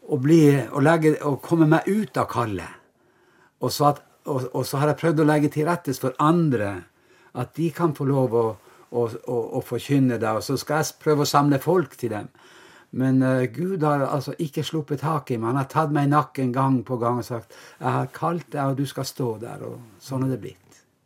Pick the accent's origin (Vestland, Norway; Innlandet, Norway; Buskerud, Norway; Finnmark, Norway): Finnmark, Norway; Vestre Jakobselv; så er jeg jo da fra Vestre Jakobselv, en liten bygd ved Vadsø